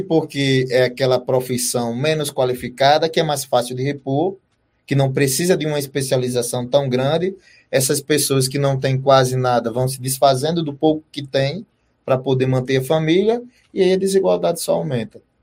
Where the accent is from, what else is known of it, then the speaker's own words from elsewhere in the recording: Northeast Region, Brazil; aqui na região Nordeste